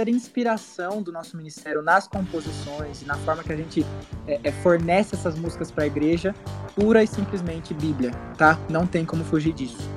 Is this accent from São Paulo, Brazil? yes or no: no; Anápolis, Goiás, Brazil; Nós somos de Anápolis, Goiás.